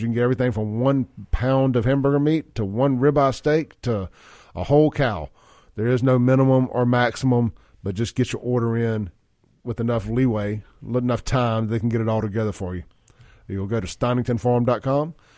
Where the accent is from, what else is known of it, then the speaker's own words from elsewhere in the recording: Castile Drive, Mississippi, United States; I grew up on Castile Drive